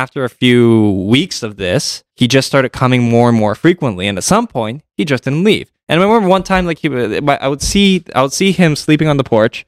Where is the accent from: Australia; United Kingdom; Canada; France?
Canada; Toronto, Ontario; I grew up in Toronto